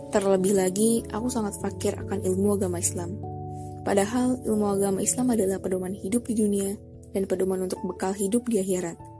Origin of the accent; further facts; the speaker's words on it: South Sulawesi, Indonesia; Aku tinggal di salah satu kabupaten di Sulawesi Selatan, jadi aku asli Bugis ya.